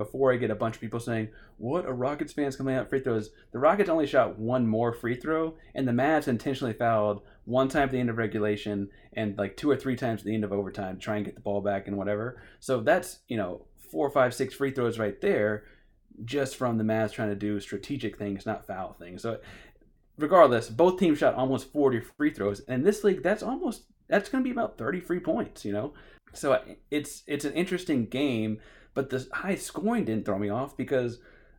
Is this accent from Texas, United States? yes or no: yes; Austin, Texas, United States; also born or lived in Houston / California; now in Dallas, United States; so I was born in Houston, in the Houston area. I moved to Austin when I was in elementary school, and Austin is mostly Spurs fans.